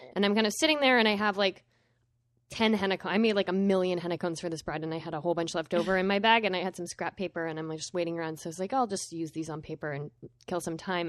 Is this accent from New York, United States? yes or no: no; Vermont, United States; I'm from Vermont